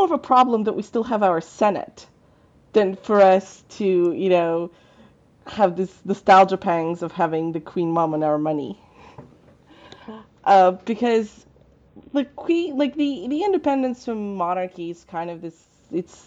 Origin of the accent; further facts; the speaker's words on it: Russia